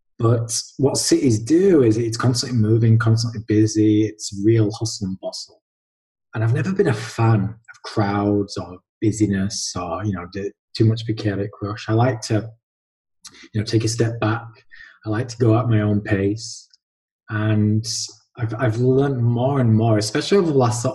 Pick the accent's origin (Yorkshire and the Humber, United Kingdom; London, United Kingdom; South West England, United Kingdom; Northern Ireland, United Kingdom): Yorkshire and the Humber, United Kingdom; Halifax; Born and bred Halifax, done a bit of traveling here and there, but yeah, my roots are here